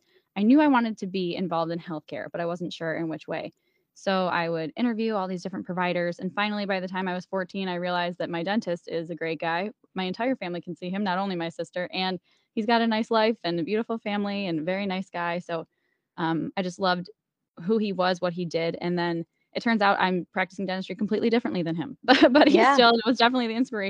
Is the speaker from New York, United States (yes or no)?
yes; Buffalo, New York, United States; I am born and raised in Buffalo, New York, and I live here. My entire family is here.